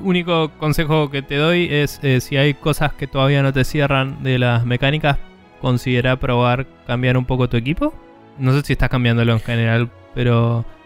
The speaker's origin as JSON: {"language": "Spanish", "country": "Argentina", "said": "nuestro país"}